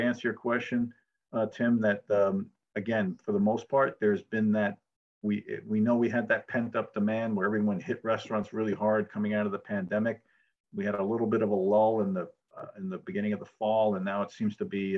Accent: New York City, New York, United States; moved away as an adult; also born or lived in Phoenix / Scottsdale / Thousand Oaks; I grew up in New York City

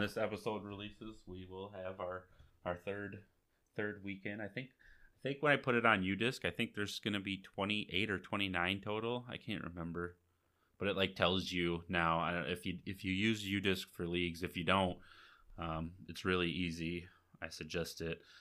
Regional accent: Akron, Michigan, United States; I'm from Akron," and they haven't heard of my little tiny town

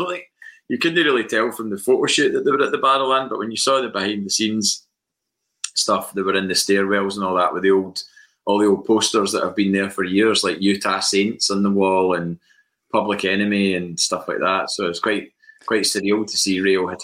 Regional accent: Scotland, United Kingdom; also born or lived in Manchester; came up to live in Scotland in 82, 83, after I was born in Manchester

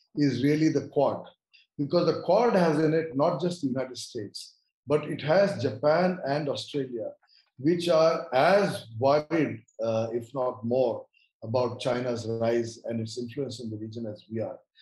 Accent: India; I look at all of these issues as an Indian, i do not claim to be anything beyond being an Indian

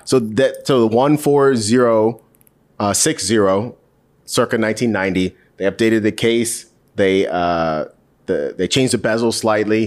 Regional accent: Charlotte, North Carolina, United States; I grew up in Charlotte

